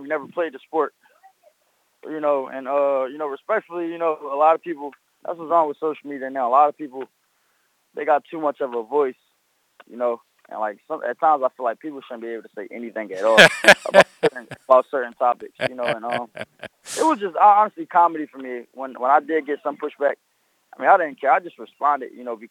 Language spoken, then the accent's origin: English; Philadelphia, Pennsylvania, United States; I come from Philadelphia, Coppin State